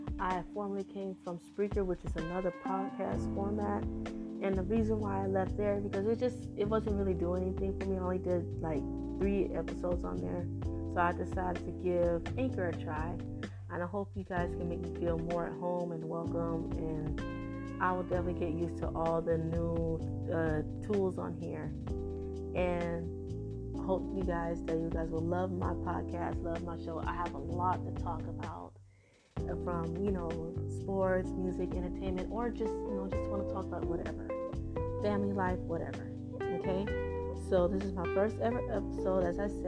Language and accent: English; Florida, United States; now in Texas, United States; I'm from Florida, and I tell everybody I'm from Florida, even though I've been living in Texas for a long time